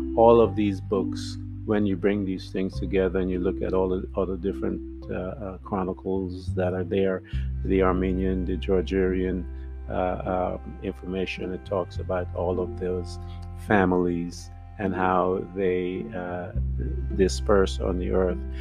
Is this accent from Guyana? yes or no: yes; Guyana; being from British Guiana